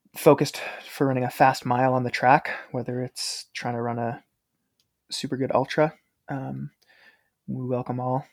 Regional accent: Maine, United States; moved away as an adult; growing up in Maine

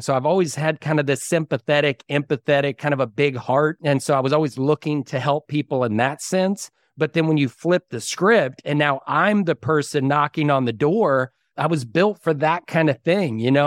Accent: Dallas-Fort Worth area, Texas, United States; moved away as an adult; now in Waco, United States; I grew up in the Dallas-Fort Worth area

